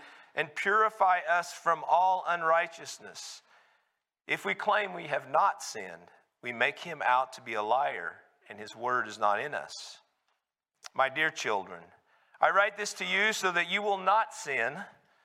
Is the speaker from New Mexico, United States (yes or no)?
yes; Carlsbad, New Mexico, United States; my growing up in Carlsbad, New Mexico